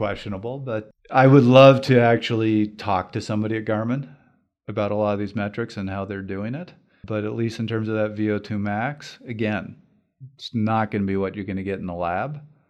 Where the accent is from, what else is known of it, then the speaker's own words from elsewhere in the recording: Canada; First of all, as a Canadian, kudos for commuting in Calgary, particularly if you're doing that in the winter.